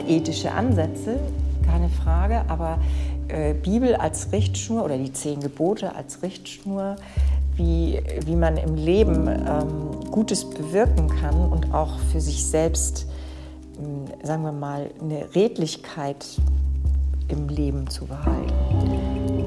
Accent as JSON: {"language": "German", "area": "Dithmarschen", "region": "Schleswig-Holstein", "country": "Germany", "tie": "born or raised there", "said": "Ich bin ja in Dithmarschen aufgewachsen"}